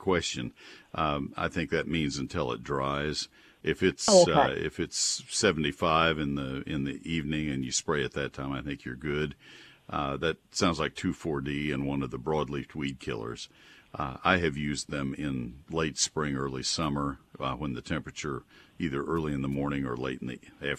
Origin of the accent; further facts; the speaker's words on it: College Station, Texas, United States; moved away as an adult; also born or lived in Ohio; I grew up in Texas and then went to Ohio State and was up there for 7 years